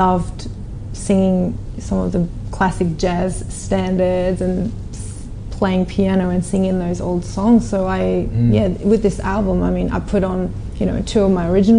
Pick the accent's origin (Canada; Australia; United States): Australia; born or raised there; also born or lived in South Korea